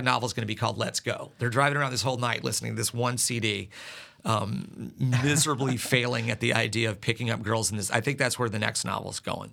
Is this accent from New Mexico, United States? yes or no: no; Sandpoint, Idaho, United States; moved away as an adult; now in South Carolina, United States; my hometown is Sand Point